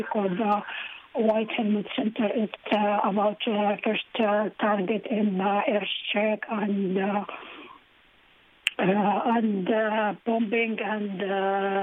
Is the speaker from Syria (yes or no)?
yes; Syria; moved away as an adult; I am out from Syria now